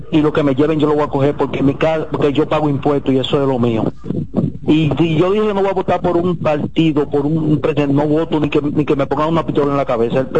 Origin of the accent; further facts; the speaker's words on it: Dominican Republic; soy un dominicano.